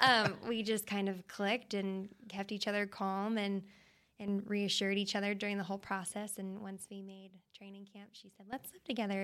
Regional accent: Tucson, Arizona, United States; moved away as an adult; now in Dallas, United States; Born and raised Tucson, went to college there, University of Arizona.

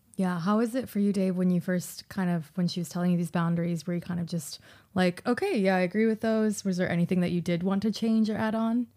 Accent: Fort Worth, Texas, United States; moved away; I'm from Fort Worth

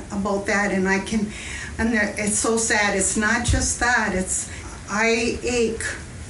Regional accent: Rapid River, Michigan, United States; We are from Rapid River, Michigan, you know, which is Escanaba.

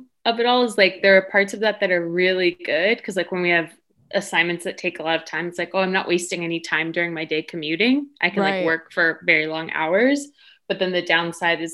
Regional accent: Dallas, Texas, United States; moved away as an adult; also born or lived in Austin, Texas; I'm from Dallas originally, but yes, went to college in Austin, lived here for a while.

